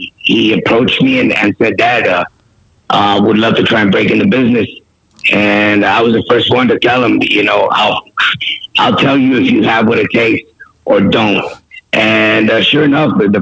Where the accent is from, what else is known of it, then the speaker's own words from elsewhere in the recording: San Diego, California, United States; represent my city, you know, went to kindergarten, elementary, junior, and high school.